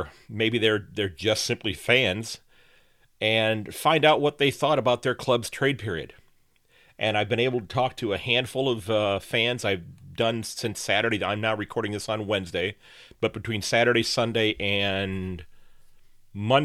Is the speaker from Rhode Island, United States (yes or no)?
no; Sandusky, Ohio, United States; from Sandusky, Ohio